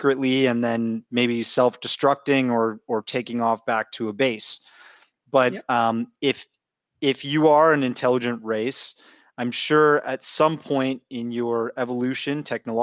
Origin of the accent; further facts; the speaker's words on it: Canada; I'm from Canada